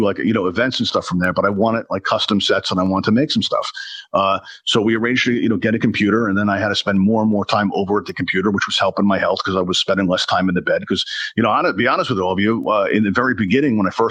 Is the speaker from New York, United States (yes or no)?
yes; New York City, New York, United States; now in Pennsylvania, United States; I grew up in Brooklyn, New York, but I now live in Pennsylvania.